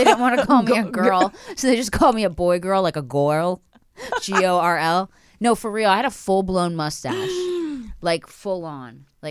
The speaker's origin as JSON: {"language": "English", "town": "Philadelphia", "region": "Pennsylvania", "country": "United States", "tie": "born or raised there", "said": "Philly. So"}